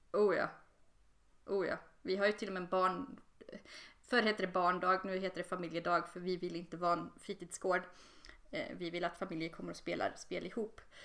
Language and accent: Swedish; Borås, Västra Götaland, Sweden; now in Linköping, Sweden; i Borås, där jag kommer ifrån